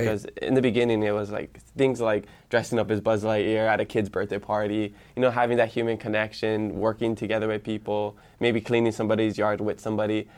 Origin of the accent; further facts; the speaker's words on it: Hawaii Island, United States; first language Hawaiian; English is a second language; also born or lived in Hilo; for middle school and high school, I went to Kekula Onava Hill Colonial Pool in Kael on, um, Hawaii Island